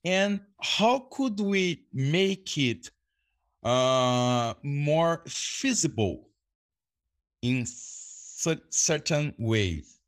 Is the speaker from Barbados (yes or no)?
no; Brazil; English is a second language; also born or lived in Boa Vista, Roraima; I'm an English teacher from Brazil